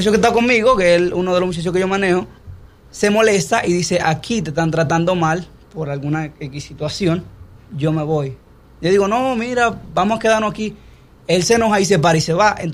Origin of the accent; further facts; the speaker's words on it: Moca, Espaillat, Dominican Republic; moved away as an adult; also born or lived in Puerto Rico / Los Angeles; Bueno, yo soy de Moca, República Dominicana. Eh, allá hice... Provincia Espaillat. Provincia Espaillat. Bien. allá fue que me me crié, antes de irme a vivir fuera del país.